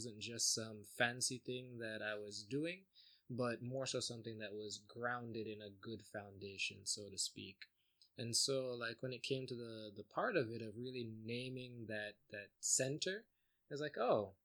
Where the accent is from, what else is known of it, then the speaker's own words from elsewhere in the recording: South Florida, United States; also born or lived in Jamaica; I left Jamaica when I was about 2. Grew up in South Florida.